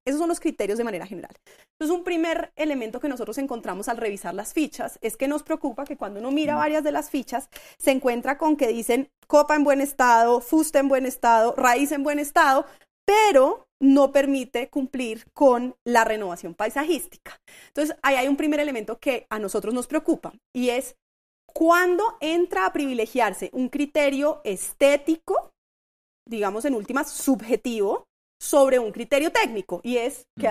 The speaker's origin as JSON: {"language": "Spanish", "region": "Bogotá", "country": "Colombia", "said": "somos representados como ciudadanos bogotanos"}